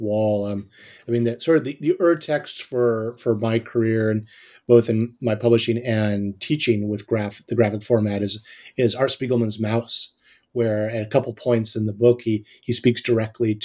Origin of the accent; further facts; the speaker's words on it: Hawaii, United States; I grew up on boats in Hawaii